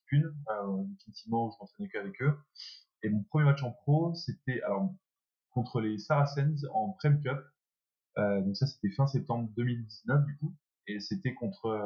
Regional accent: France; moi à la base je cherchais à rentrer en France parce que je suis, euh, bah, je suis français, mon rêve c'est de, jouer en 2014, de jouer euh, pour la France

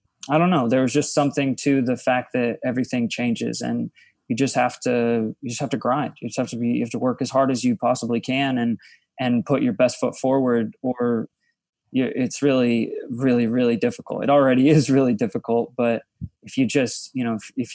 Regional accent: the Bible Belt / the South, United States; moved away; I come from a very religious area of the country where church is a very common thing. And when I came out here, it wasn't like that. There are a lot of different types of churches and communities, but it wasn't as easy as it is in the South.

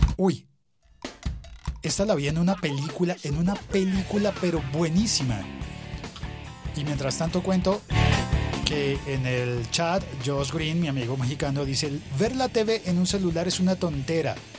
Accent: Colombia; los colombianos, la gente en mi país

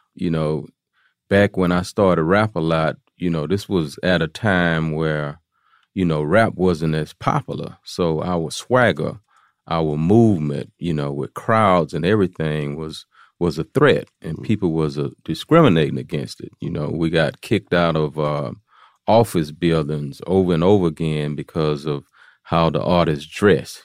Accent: Houston, Texas, United States; I'm from uh, Fifth Ward is a is a place in Houston, Texas

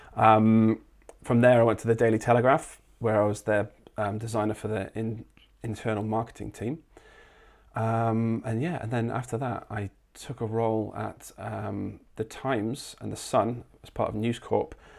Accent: Lincolnshire, East Midlands, United Kingdom; also born or lived in London; now in Gold Coast, Australia; I'm actually from, uh, uh, East Midlands. I'm from Lincolnshire, but I'd lived in London for a good ten years

